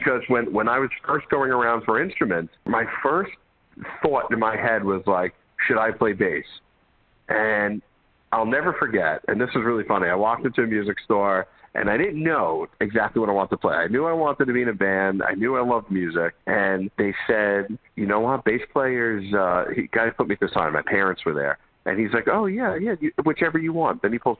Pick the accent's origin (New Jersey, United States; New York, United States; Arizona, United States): New York, United States; Brooklyn; And so you're from the Bronx, and Andy and I, we're from Brooklyn.